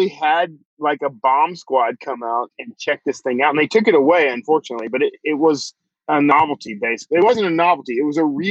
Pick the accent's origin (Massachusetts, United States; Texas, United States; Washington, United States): Texas, United States; Wild Peach; I grew up in Wild Peach, Texas.